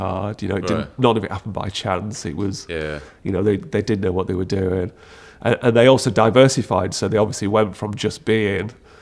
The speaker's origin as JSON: {"language": "English", "town": "Sheffield", "region": "Yorkshire and the Humber", "country": "United Kingdom", "tie": "born or raised there", "also_born_or_lived": "North Wales", "moved": "as an adult", "said": "growing up in Sheffield"}